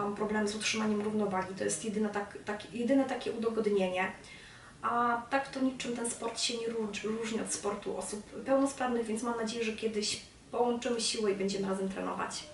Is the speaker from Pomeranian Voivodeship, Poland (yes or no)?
no; Czarnków, Greater Poland, Poland; moved away as an adult; now in Gorzów Wielkopolski, Poland; wrócić do Czarnkowa, mojego rodzinnego miasta